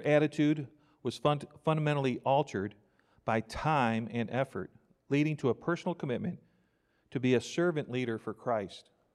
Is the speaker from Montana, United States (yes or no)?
no; New York, United States; now in Crockett, Texas, United States; I grew up in New York